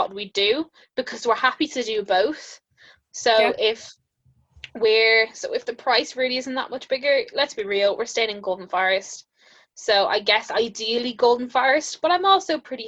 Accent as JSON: {"language": "English", "country": "Ireland", "said": "I'm actually from Ireland"}